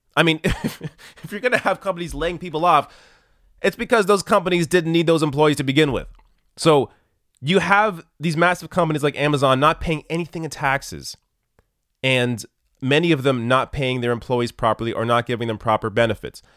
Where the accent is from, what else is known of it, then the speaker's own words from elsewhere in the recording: Canada; I'm Canadian